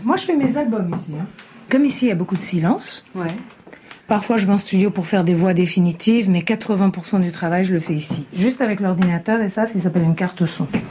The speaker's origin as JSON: {"language": "French", "country": "Italy", "said": "je suis italienne"}